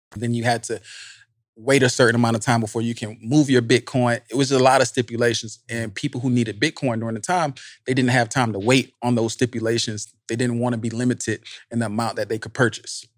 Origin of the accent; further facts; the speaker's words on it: Savannah, Georgia, United States; I grew up in Savannah, right? So I'm from the projects